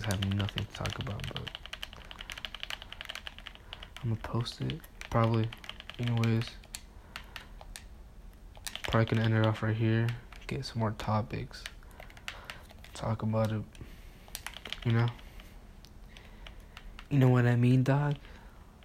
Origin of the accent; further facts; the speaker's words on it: Mexico; now in United States; I'm Mexican.